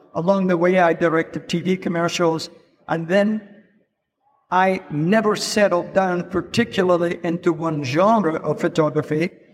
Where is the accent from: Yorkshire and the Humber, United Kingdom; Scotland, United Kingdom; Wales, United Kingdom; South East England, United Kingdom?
Scotland, United Kingdom; Edinburgh; moved away as an adult; also born or lived in London; I'm Scottish. I'm not American. I'm Scottish. I was born in Edinburgh.